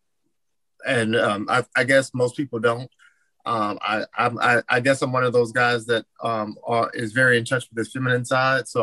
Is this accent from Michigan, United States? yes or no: no; Port Arthur, Texas, United States; now in Houston, United States; I am originally from Port Arthur, Texas